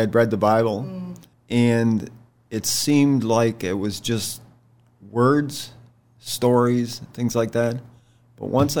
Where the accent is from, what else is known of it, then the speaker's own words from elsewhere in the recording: New York, United States; moved away as an adult; now in Shenandoah Valley, United States; I was from New York